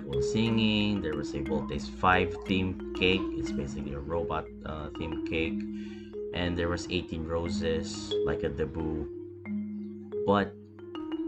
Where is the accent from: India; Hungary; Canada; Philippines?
Philippines; I'm a Filipino